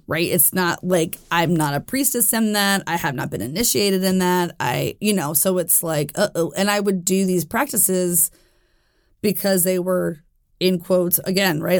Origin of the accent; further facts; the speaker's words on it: Jackson, Tennessee, United States; I was born in Jackson, Tennessee.